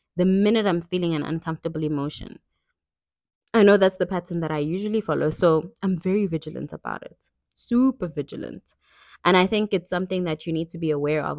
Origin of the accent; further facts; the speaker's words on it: KwaZulu-Natal, South Africa; I grew up in KwaZulu-Natal, South Africa